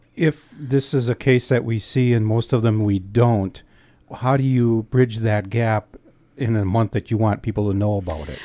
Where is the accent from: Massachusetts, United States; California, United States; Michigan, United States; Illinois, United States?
Michigan, United States; Escanaba; Escanaba is my hometown